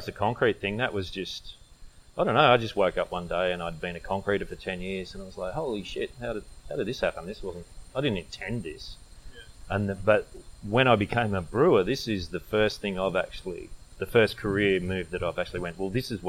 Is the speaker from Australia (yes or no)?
yes; Young, New South Wales, Australia; moved away; also born or lived in Canberra; I grew up in a country town before we moved to Canberra, I grew up in Young, and, you know, that's just surrounded by cherry trees and stone fruit